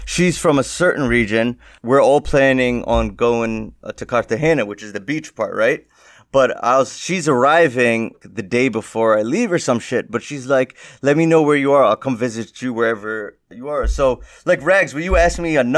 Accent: India

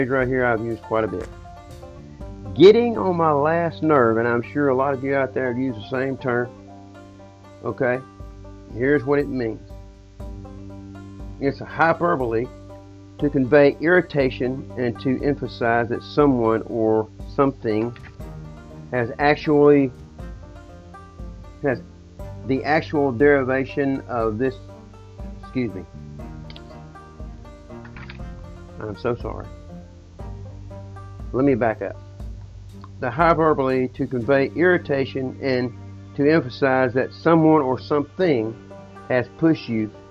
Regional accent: the South, Southern United States, United States; I'm just a Southerner

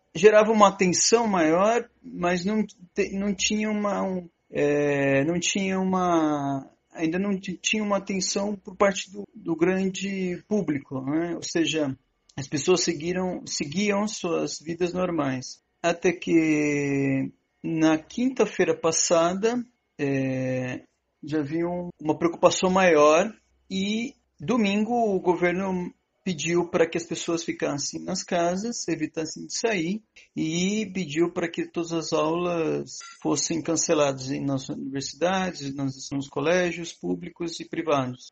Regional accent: Brazil; moved away as an adult; now in Buenos Aires, Argentina; sou brasileiro, residente na Argentina

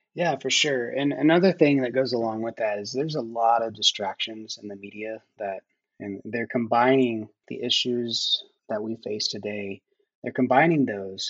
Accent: Oklahoma, United States; a closeted young gay kid growing up in Oklahoma in the 90s.

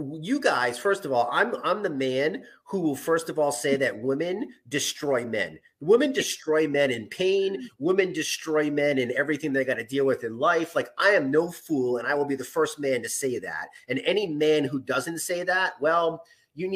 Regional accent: New England, United States; accent: non-rhotic New England; I'm from New England in America and we can't pronounce our R's.

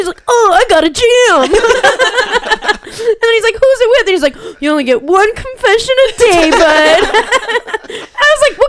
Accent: Chicago, Illinois, United States; Like, because I'm from right outside of Chicago, and, like

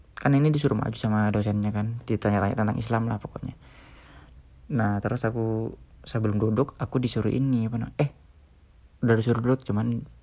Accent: Kalimantan, Indonesia; moved away as an adult; also born or lived in Yogyakarta, Indonesia; aku dari Kalimantan, di sekolah negeri

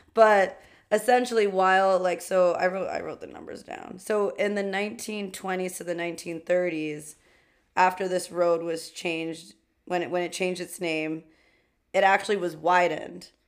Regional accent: New York City, New York, United States; we are two queens from Queens

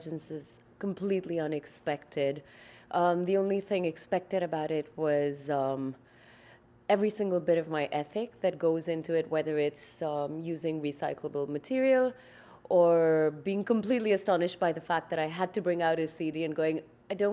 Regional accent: India; now in Montreal, Canada; I'm Indian

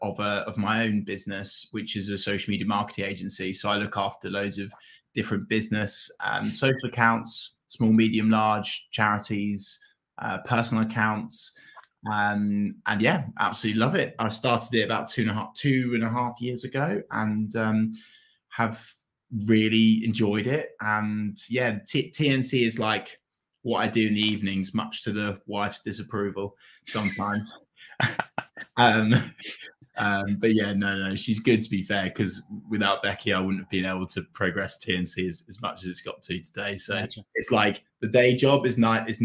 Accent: Norwich, East of England, United Kingdom; I'm Norwich born and bred

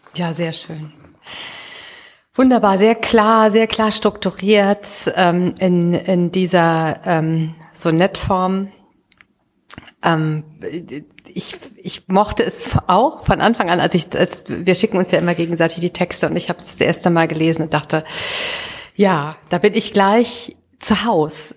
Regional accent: Düsseldorf, North Rhine-Westphalia, Germany; in meiner Heimatstadt Düsseldorf

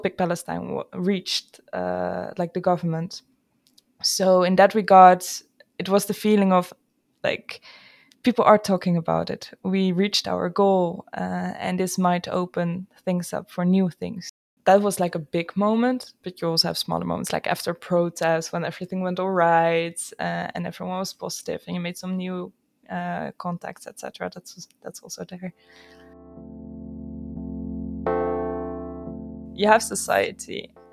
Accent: Friesland, Netherlands; I'm Dutch. And in that regard, I grew up in Friesland

